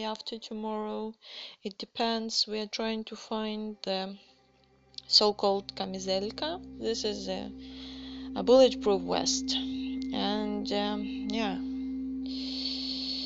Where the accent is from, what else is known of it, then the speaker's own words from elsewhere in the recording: Kyiv, Ukraine; moved away as an adult; now in Warsaw, Poland; I am from Kiev, Ukraine